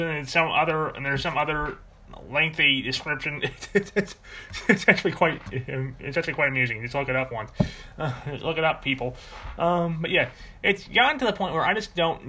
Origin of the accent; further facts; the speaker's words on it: Charlotte, North Carolina, United States; also born or lived in Atlanta area, Georgia; I grew up in Charlotte, North Carolina